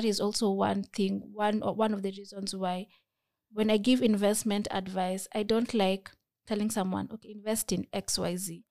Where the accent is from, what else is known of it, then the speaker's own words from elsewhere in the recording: Kenya; as a Kenyan